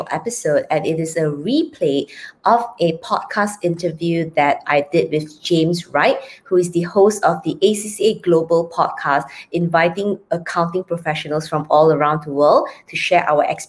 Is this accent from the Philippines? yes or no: no; Malaysia; I'll be representing Malaysia, born and bred in Malaysia and currently in Penang, Malaysia.